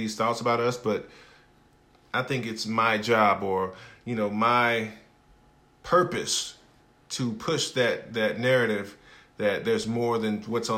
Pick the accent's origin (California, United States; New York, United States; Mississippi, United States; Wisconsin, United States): Mississippi, United States; Hattiesburg; I am from Hattiesburg, Mississippi, a small town